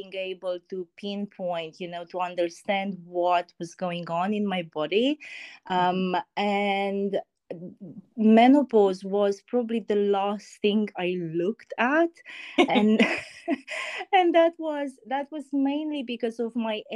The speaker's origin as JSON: {"language": "English", "country": "Romania", "moved": "as an adult", "lives_now": "United Kingdom", "said": "I'm originally from Romania, actually. Been living in the UK for about 7 years now."}